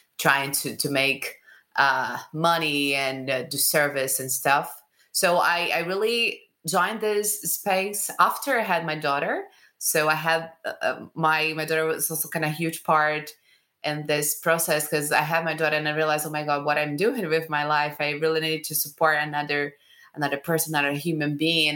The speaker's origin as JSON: {"language": "English", "region": "Rio de Janeiro", "country": "Brazil", "said": "I'm from Rio, Brazil"}